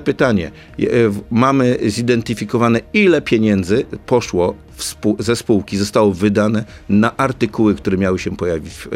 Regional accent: Elbląg, Warmian-Masurian Voivodeship, Poland; Ja jestem z Elbląga

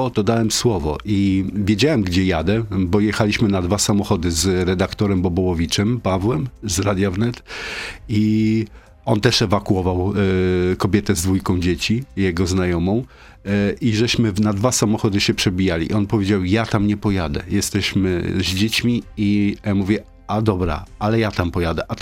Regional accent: Donbas, Ukraine; first language ru; Polish is a second language; Pochodzę z Donbasu, więc tam jest, e, to jest mój język rodzinny.

